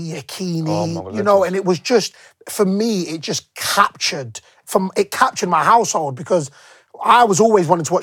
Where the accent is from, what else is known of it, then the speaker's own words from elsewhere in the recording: London, United Kingdom; I was born and raised in London, born and raised in England, but my household is always Nigerian